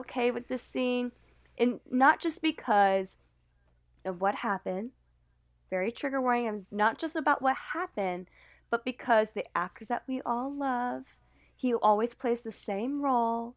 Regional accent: the South, United States; now in Boston, United States; growing up in the South

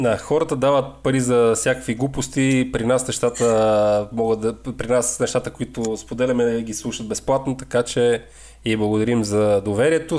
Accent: the Northwest, Northwest Bulgaria, Bulgaria; ние, които сме от Северозапада

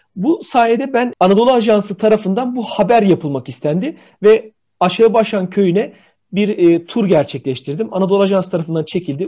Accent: Bitlis, Bitlis Province, Turkey; Bitlis'te tike deriz

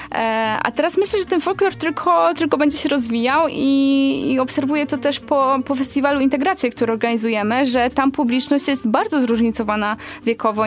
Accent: Poland

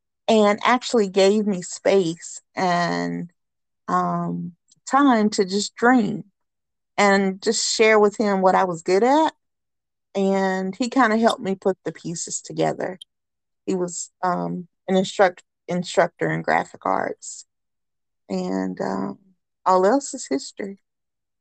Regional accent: Charlotte, North Carolina, United States; I grew up downtown Charlotte in Wesley Heights. It's like, a mile from the Panther Stadium.

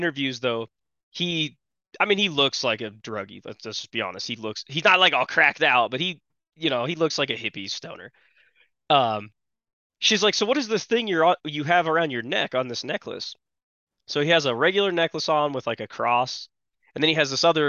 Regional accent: Oregon, United States; I'm from Oregon

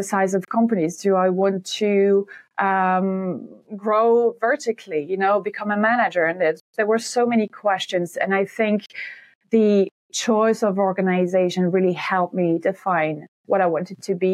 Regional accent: near Montpellier, Occitania, France; moved away as an adult; now in Ireland; I am French from the south of France. Some people might know Montpellier. So my hometown is right next to Montpellier.

